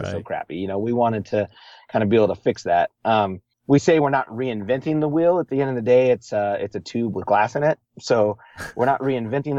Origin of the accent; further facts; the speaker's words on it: Montana, United States; I grew up in Montana in the winters.